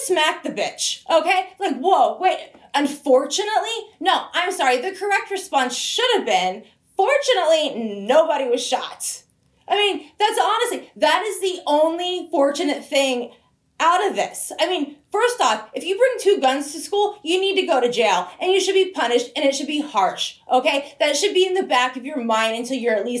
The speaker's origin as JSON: {"language": "English", "area": "Broward County", "region": "South Florida", "country": "United States", "tie": "born or raised there", "said": "I grew up in South Florida, Broward County"}